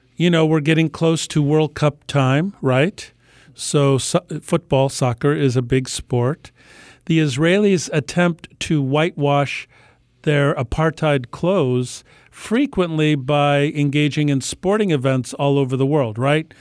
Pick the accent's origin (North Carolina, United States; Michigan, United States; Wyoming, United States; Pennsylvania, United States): Michigan, United States; Detroit; now in San Francisco Bay Area, United States; I grew up in Detroit